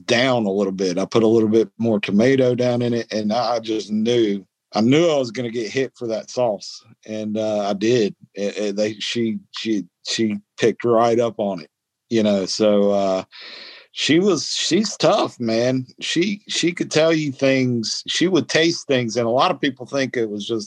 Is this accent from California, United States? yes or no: no; North Carolina, United States; I was born in North Carolina